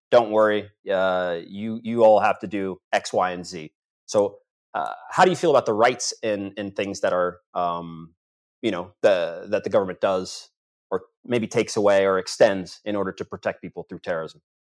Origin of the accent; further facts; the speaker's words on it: United States; as an American